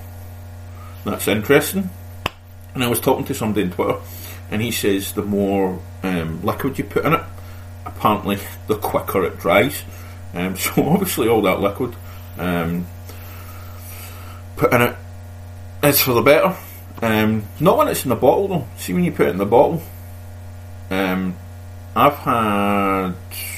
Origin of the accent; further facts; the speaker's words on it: Scotland, United Kingdom; I'm Scottish, we do talk fast